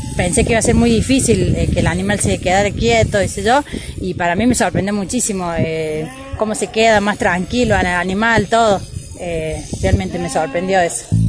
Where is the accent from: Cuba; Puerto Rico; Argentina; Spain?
Argentina; Córdoba; soy de Cañada, pero hace un año que estoy viviendo acá, estoy trabajando. Eh, soy acá de la zona.